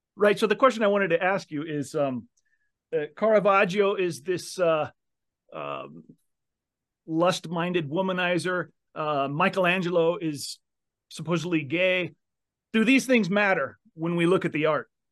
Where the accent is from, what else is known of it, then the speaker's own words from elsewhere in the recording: Seattle, Washington, United States; moved away; I'm originally from Seattle